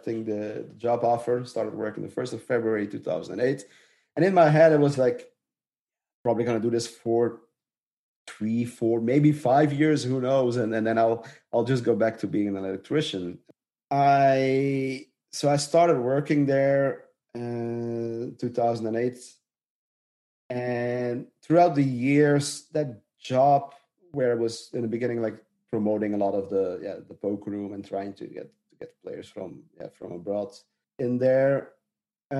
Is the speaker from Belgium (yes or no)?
yes; Dutch-speaking part of Belgium, Flanders, Belgium; I'm from the Dutch speaking part.